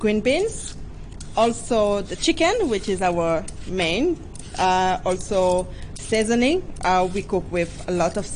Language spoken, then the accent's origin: English; Republic of the Congo; moved away; I'm originally from the Republic of Congo, and it's in the central of Africa.